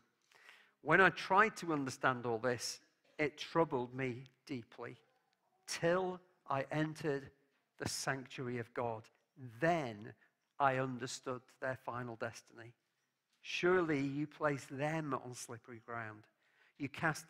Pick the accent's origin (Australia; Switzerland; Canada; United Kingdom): United Kingdom; England; As an Englishman